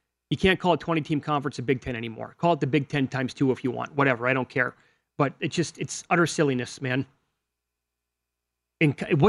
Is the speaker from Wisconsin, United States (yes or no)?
yes; Fall Creek, Wisconsin, United States; a kid who grew up in Fall Creek, Wisconsin, population 1,100 people without a stoplight